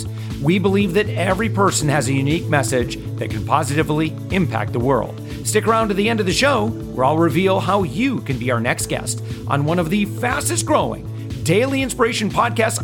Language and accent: English; Michigan, United States; I'm originally from Michigan